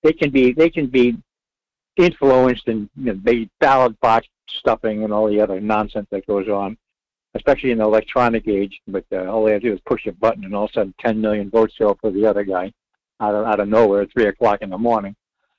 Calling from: Rhode Island, United States; Yes, I did.

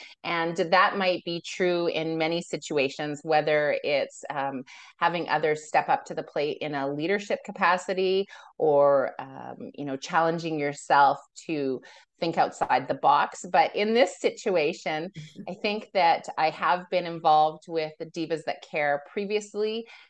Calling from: Alberta, Canada; I come to you from Treaty 6 territory, which is in Alberta, Canada.

